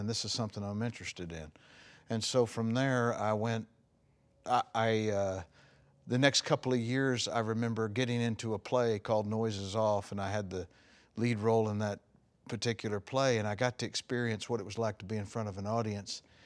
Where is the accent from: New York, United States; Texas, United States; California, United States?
Texas, United States; Longview; also born or lived in Dallas, Texas / Gladewater, Texas; I grew up in Longview, Texas. I was born there